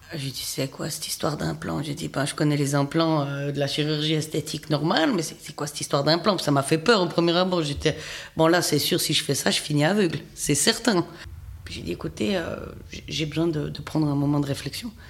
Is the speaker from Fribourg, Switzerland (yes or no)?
yes; Fribourg, Switzerland; je viens du canton de Fribourg